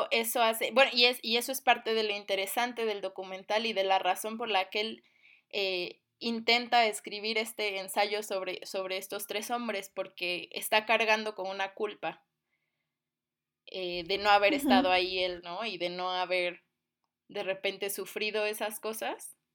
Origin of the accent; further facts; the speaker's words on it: Cuba; born there; Sí, bueno, yo nací en Cuba, mi familia es cubana, también tengo familia negra aunque yo no lo soy o no lo aparento.